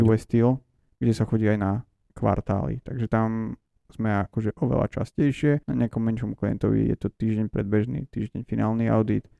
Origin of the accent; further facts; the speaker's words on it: Slovakia; moved away as an adult; now in Los Angeles, United States; som z nejakého Slovenska